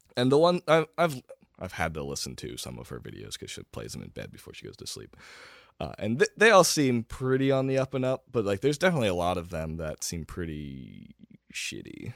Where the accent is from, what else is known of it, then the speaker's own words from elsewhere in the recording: Lebanon County, Pennsylvania, United States; also born or lived in Harrisburg, Pennsylvania / Shippensburg, Pennsylvania; I grew up in Lebanon County